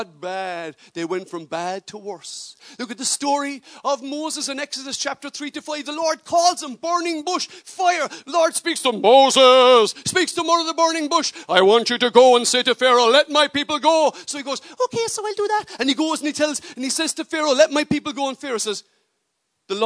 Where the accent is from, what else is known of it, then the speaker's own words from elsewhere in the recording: Cork, Munster, Ireland; I'm from Cork myself and I tell them I'm a Christian